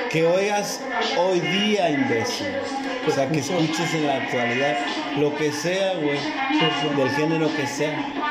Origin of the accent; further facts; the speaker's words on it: Tijuana, Baja California, Mexico; de Tijuana, orgullosamente tijuanenses. Tijuanenses 664.